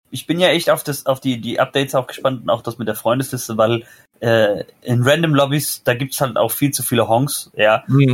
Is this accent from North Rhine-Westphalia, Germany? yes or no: no; Hesse, Germany; Ich bin der Erste, der in Hessen geboren ist